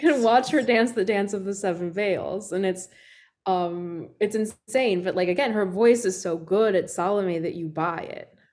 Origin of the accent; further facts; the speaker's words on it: Puerto Rico; I grew up in Puerto Rico